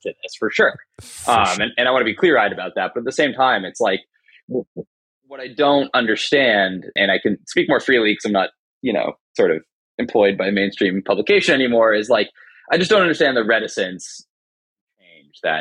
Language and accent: English; Canada; I'm Canadian as you are